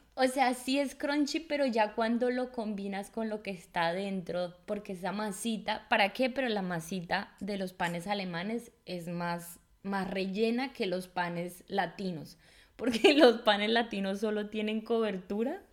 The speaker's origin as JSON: {"language": "Spanish", "country": "Colombia", "moved": "yes", "lives_now": "Germany", "said": "una colombiana"}